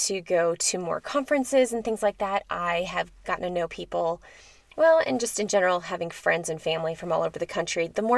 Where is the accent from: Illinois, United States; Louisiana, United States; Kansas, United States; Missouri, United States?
Illinois, United States; near Chicago; now in Colorado, United States; growing up near Chicago